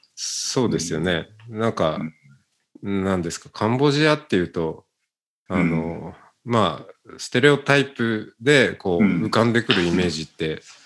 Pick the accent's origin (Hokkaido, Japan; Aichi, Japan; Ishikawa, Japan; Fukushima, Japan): Hokkaido, Japan; Otaru; moved away; 小樽出身です。